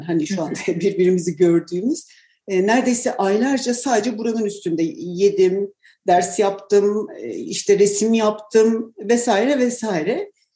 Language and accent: Turkish; Tunceli Province, Turkey; ben Dersim'de doğdum ve e, çocukluğumda hakikaten bir dağ köyündeydik